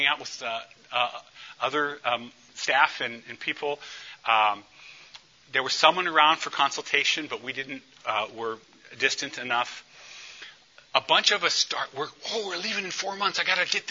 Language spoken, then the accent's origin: English; St. Paul, Minnesota, United States; when I'm from East St. Paul